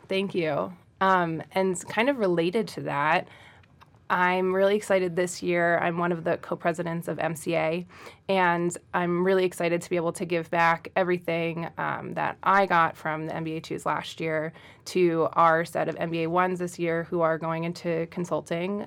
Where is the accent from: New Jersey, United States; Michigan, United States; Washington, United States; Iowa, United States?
New Jersey, United States; Central; moved away; I am originally from Central New Jersey.